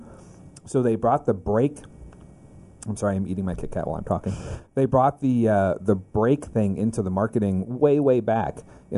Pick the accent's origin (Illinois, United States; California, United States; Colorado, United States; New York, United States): California, United States; Southern; When I was growing up in Southern California